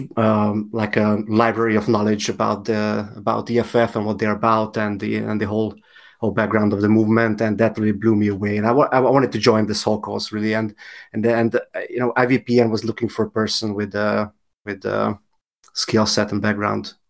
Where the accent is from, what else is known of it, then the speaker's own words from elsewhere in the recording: Hungary; I'm from Hungary